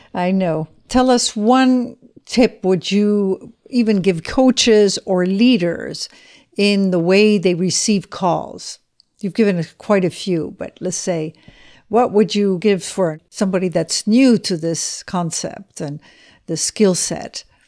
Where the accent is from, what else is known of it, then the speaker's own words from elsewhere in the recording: Switzerland; also born or lived in Spain; I come from Switzerland